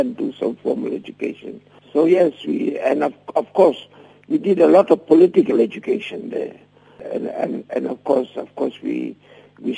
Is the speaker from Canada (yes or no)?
no; Durban, KwaZulu-Natal, South Africa; I grew up in Durban and, you know, always encountered racial discrimination.